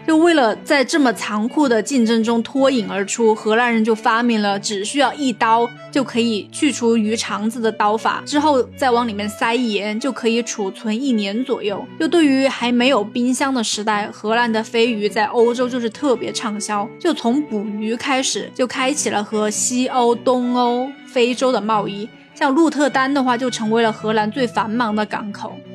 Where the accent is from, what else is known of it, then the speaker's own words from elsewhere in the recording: China; 我们中国人